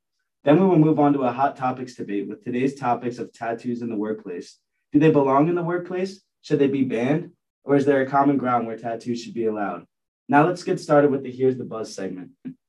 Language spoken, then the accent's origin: English; Collegeville, Pennsylvania, United States; I'm from Collegeville, Pennsylvania.